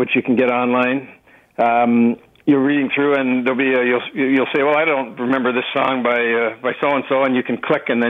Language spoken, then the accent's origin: English; Toronto, Ontario, Canada; I'm a Torontonian. I was born in Toronto.